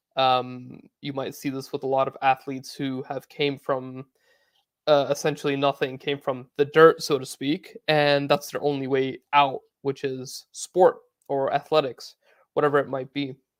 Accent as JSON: {"language": "English", "country": "United States", "tie": "born or raised there", "said": "I grew up playing in America"}